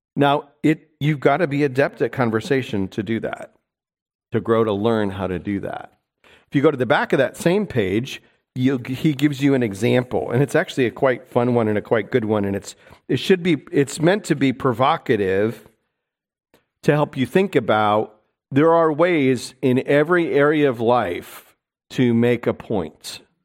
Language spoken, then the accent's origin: English; New York City, New York, United States; moved away; I'm a New Yorker